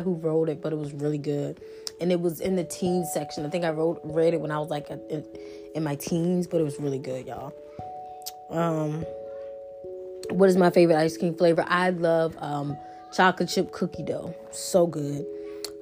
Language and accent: English; Ashland, Virginia, United States; also born or lived in Richmond, Virginia; I grew up in a small town. I still live here to this day. It's called Ashland.